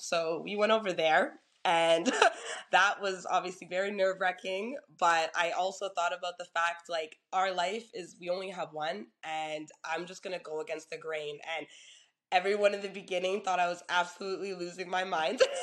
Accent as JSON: {"language": "English", "town": "Toronto", "region": "Ontario", "country": "Canada", "said": "I'm originally from Toronto"}